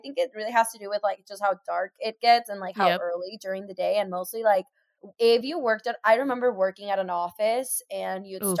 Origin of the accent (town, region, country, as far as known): Seattle, Washington, United States; born or raised there